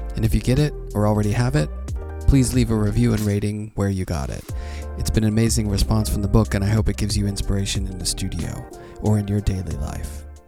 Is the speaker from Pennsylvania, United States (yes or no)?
yes; Pittsburgh, Pennsylvania, United States; now in New York, United States; my hometown in Pittsburgh